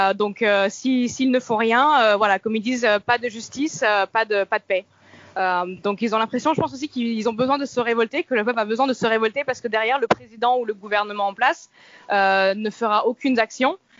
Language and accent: French; France; moved away as an adult; now in Miami, United States; en tant que française européenne euh, bien blanche